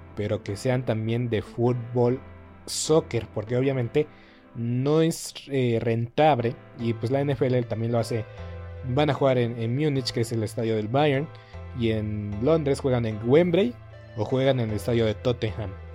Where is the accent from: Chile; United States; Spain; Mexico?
Mexico; nosotros como mexicanos